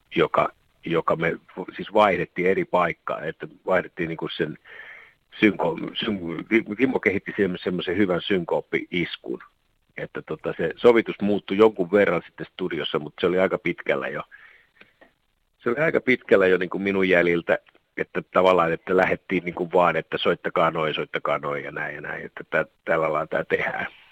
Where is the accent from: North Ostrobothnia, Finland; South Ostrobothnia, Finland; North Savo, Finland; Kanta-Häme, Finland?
South Ostrobothnia, Finland; Alavus; nyt ollaan kumpikin alavuudelta kotoisin